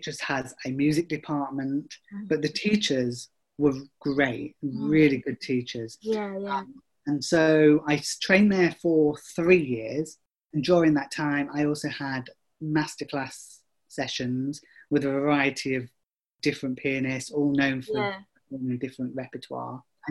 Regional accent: Chesterfield, East Midlands, United Kingdom; I grew up in Chesterfield, which, of course, is very famous for the Crooked Spire

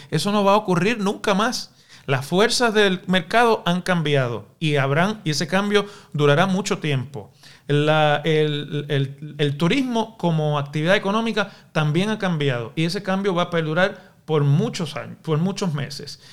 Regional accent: Puerto Rico

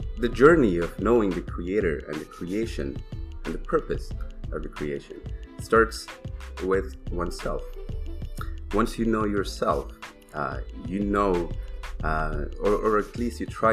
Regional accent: Afghanistan; now in Toronto, Canada; I live in Toronto, not from Toronto, originally born and raised in Afghanistan

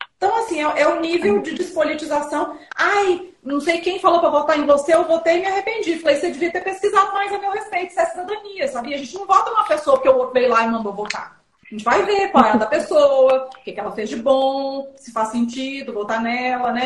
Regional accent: Belo Horizonte, Minas Gerais, Brazil; also born or lived in São Paulo / abroad; now in Vinhedo, Brazil; eu sou de Belo Horizonte, né? mas eu moro em São Paulo desde 2001, mas agora eu estou em Vinhedo. E eu morei três anos no exterior.

